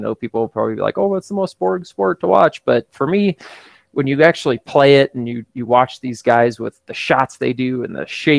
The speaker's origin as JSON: {"language": "English", "country": "United States", "said": "I am an American."}